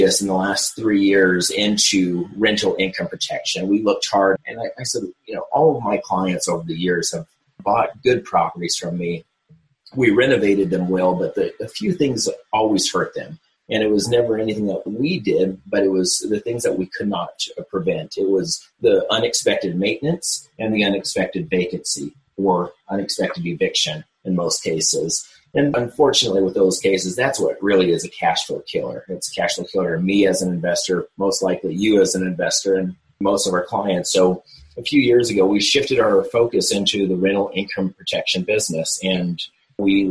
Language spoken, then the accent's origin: English; Portland, Oregon, United States; moved away as an adult; now in Charlotte, United States; I'm from Portland, Oregon originally. I'm now based in Charlotte, North Carolina